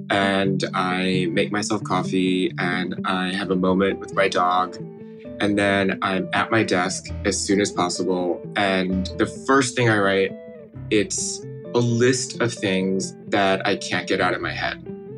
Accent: Midwest, United States; as a kid growing up in the Midwest, this connection to my home and my culture.

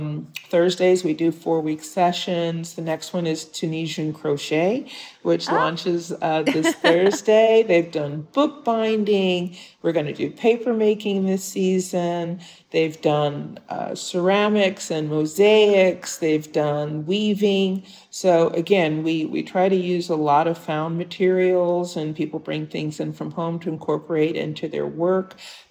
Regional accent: Detroit, Michigan, United States; It's my hometown. And, you know, I had a wonderful childhood in Detroit. You know, I went to Detroit public schools, K through 12.

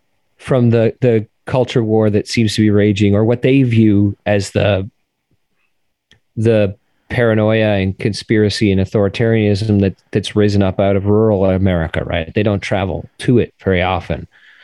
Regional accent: Canada; moved away as an adult; also born or lived in Toronto; now in Washington, D.C., United States; And that's just such a foreign sentiment to me as a Canadian.

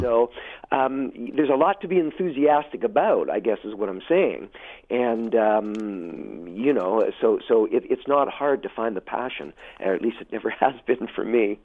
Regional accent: Hamilton, Ontario, Canada; moved away as an adult; also born or lived in Toronto / Montreal; I was born and raised in Hamilton and Westdale

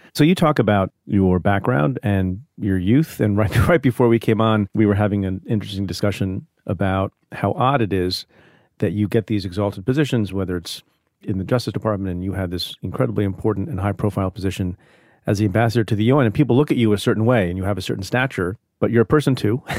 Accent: India; now in United States; an immigrant, like I am. I was born in India.

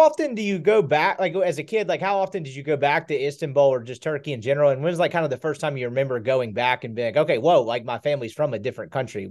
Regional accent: Jackson, Mississippi, United States; I grew up in Jackson, Mississippi.

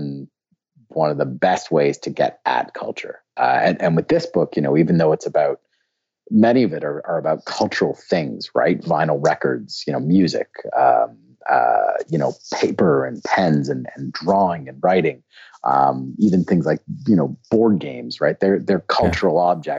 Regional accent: Canada; also born or lived in Argentina / Brazil; I'm from Canada

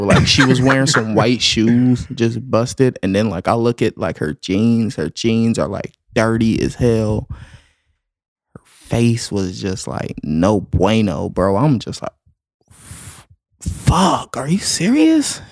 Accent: the South, United States; I'm from the South

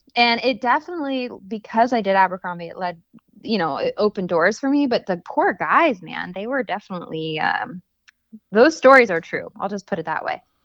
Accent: Arizona, United States; growing up in Arizona, we don't have a, like, seafood red, it's not, like, a thing here really

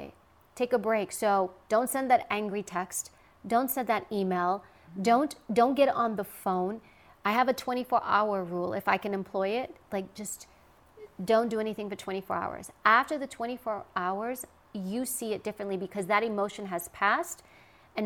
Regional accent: New York City, New York, United States; I grew up in New York and Queens

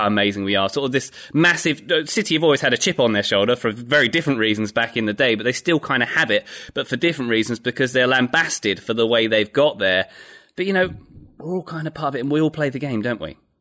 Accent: United Kingdom; now in United States; I'm British

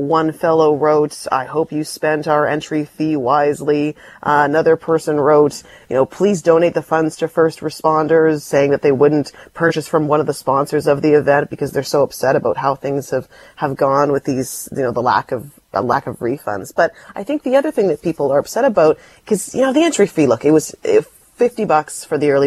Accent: Delta, British Columbia, Canada; you and I both grew up in the suburbs. I grew up in North Delta

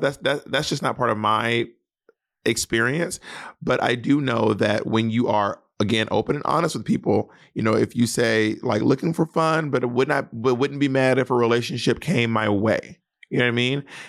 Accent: Mississippi, United States; I'm from Mississippi

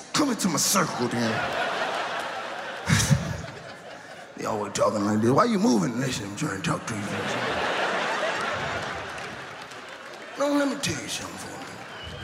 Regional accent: Chicago, Illinois, United States; raised on South Side

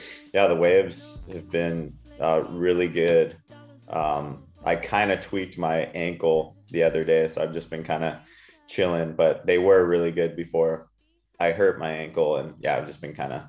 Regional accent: Puerto Rico; also born or lived in California; I grew up in Puerto Rico, and my wife's Australian, and we were living in California for the last 5 years.

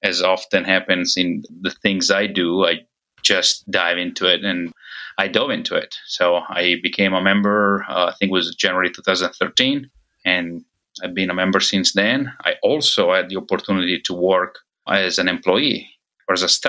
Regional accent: Italy; now in United States; I'm originally from Italy

